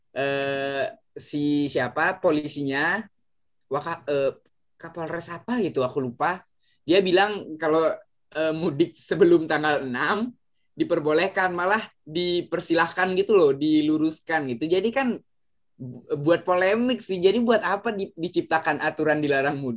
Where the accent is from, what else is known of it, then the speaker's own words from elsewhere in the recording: Bali, Indonesia; aku memang asli Bali aku memang asli Bali